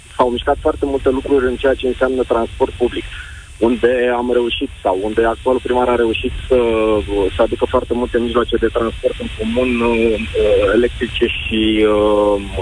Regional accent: Brașov, Brașov County, Romania; sunt din Brașov, sunt brașovean

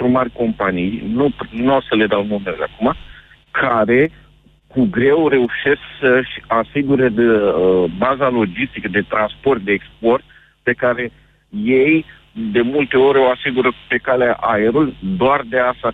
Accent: Iași, Iași County, Romania; Eu sunt din Iași da.

